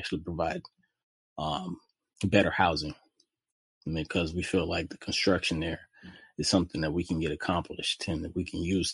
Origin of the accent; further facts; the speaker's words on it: Jacksonville, Florida, United States; also born or lived in Jamaica; I grew up in Jacksonville, Florida